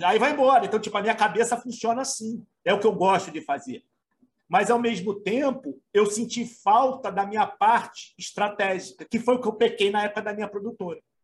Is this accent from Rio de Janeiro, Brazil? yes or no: yes; Rio de Janeiro, Brazil; sou carioca também